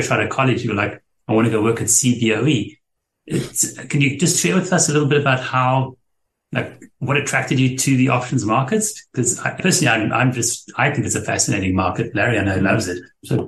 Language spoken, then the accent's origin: English; South Africa; moved away; I'm from South Africa and had left there many years ago